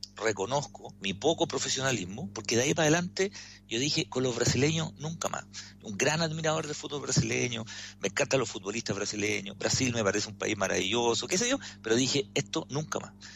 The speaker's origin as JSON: {"language": "Spanish", "country": "Chile", "said": "como, chile, como chileno"}